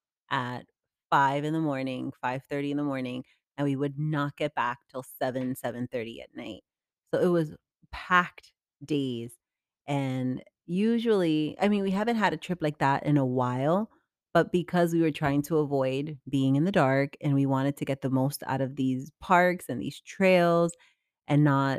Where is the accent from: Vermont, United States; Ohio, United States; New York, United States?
New York, United States; But as a New Yorker